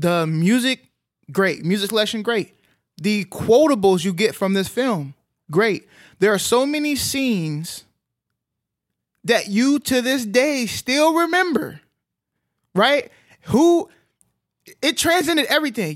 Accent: Arlington, Texas, United States; I grew up in Arlington, which, um, is, is pretty diverse

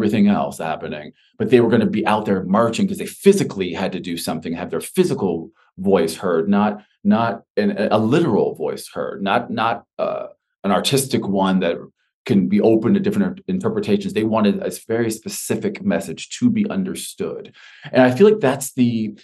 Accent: Texas, United States; now in New York City, United States; I grew up in Texas, and I am a product of the Texas public school system

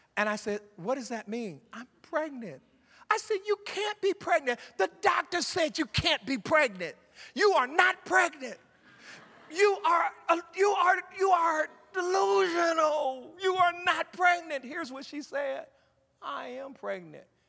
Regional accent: Ohio, United States; moved away; I'm from Ohio

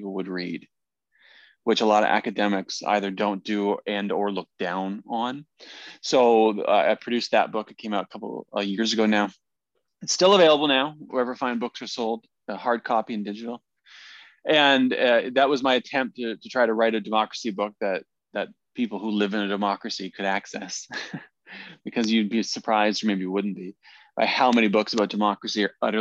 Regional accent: Peterborough, Ontario, Canada; moved away as an adult; also born or lived in Korea / Vancouver; now in Ottawa, Canada; I grew up in Peterborough and left Peterborough as soon as I could, which is to say once I graduated high school

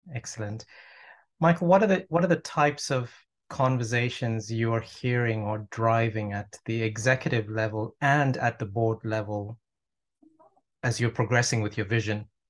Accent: Toronto, Ontario, Canada; now in United Kingdom; I'm actually from, from Toronto

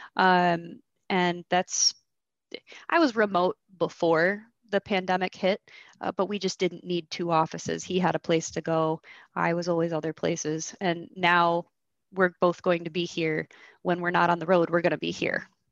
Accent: Michigan, United States; I was born and raised in Michigan

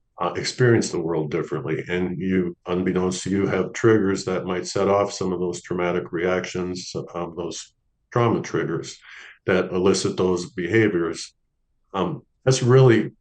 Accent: St. Paul, Minnesota, United States; moved away as an adult; also born or lived in Los Angeles / San Antonio; I ended up moving back to my hometown, St. Paul, Minnesota

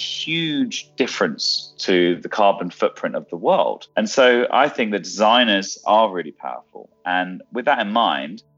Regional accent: London, United Kingdom; coming from London myself

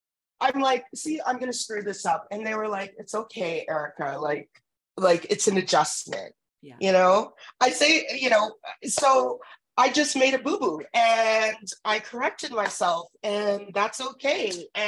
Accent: Edmonton, Alberta, Canada; moved away; also born or lived in Ontario; I grew up in Edmonton

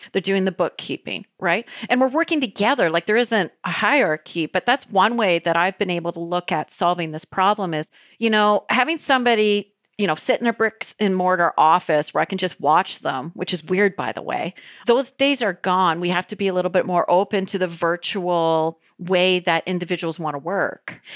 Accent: Canada; As a Canadian

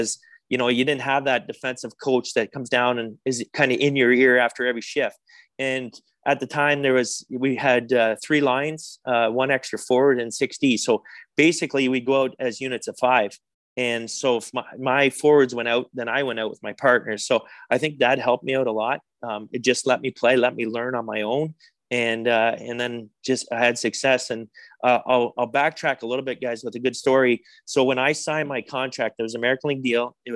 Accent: Winchester, Ontario, Canada; growing up in Winchester, Ontario, close to Montreal

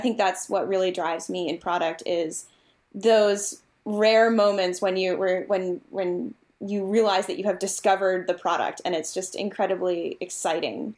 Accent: Massachusetts, United States; now in Virginia, United States; I am from Massachusetts

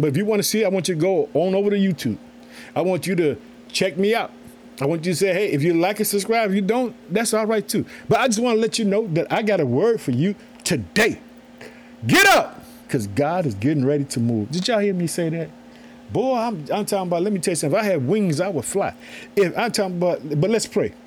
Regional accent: Illinois, United States; also born or lived in Chicago; the state of Illinois, which is my home state. I thank the city of Chicago where I live

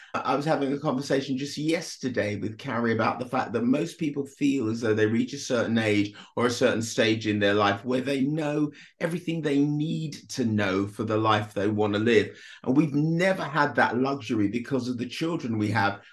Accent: United Kingdom; also born or lived in Jamaica; I arrived in Britain when I was three from Jamaica

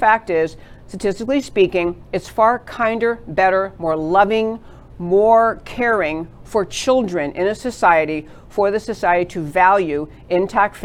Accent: New York, United States; moved away as an adult; also born or lived in California; now in Texas, United States; I grew up in New York

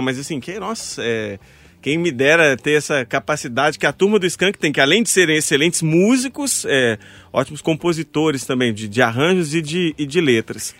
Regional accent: Mariana, Minas Gerais, Brazil; lá em Mariana, que é onde eu nasci, cresci é, boa parte da vida.

